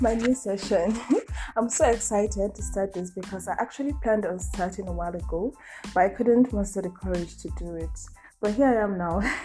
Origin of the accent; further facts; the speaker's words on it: Nigeria; I'm a Nigerian